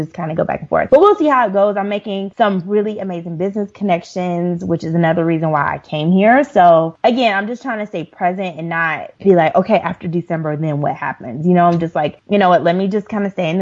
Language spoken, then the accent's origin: English; Atlanta, Georgia, United States; now in South Africa; I'm from Atlanta